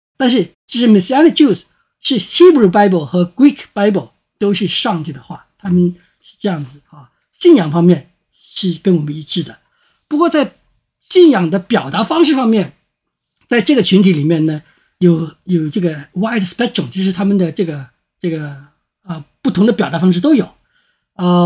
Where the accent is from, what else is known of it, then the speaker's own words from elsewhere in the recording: China; 我们中国人